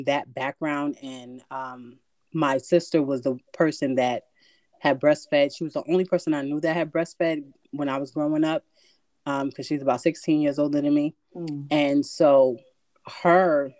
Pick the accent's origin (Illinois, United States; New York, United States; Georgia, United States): New York, United States; New York City; moved away as an adult; now in Connecticut, United States; I'm from the Bronx